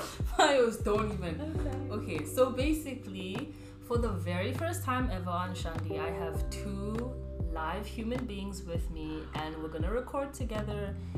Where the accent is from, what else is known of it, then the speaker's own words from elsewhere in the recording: Namibia; moved away as an adult; also born or lived in South Africa / Hong Kong; now in Atlanta, United States; I'm from Namibia. I have lived in Namibia. Okay. Technically, I've lived there my whole life. Mara, I've been in South Africa for 5 years. Hong Kong for a year, and then now I'm in Atlanta living here.